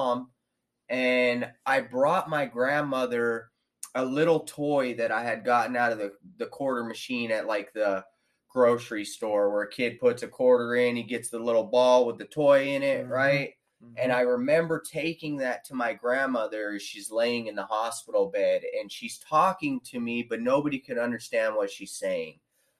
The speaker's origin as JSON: {"language": "English", "town": "Victorville", "region": "California", "country": "United States", "tie": "born or raised there", "said": "I was born in in Victorville, California, March 14th, 1983"}